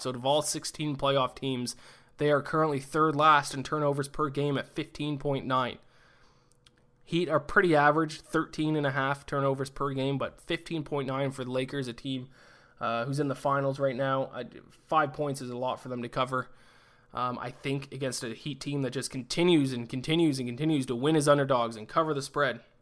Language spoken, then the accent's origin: English; Canada; I'm Canadian